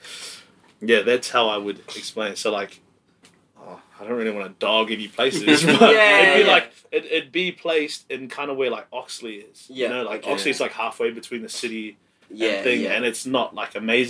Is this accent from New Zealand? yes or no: yes; New Zealand; also born or lived in Goodna, Queensland; now in Brisbane, Australia; love from my little hometown in New Zealand.